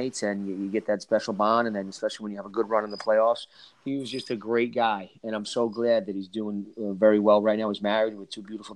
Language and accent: English; New Jersey, United States; I'm from Jersey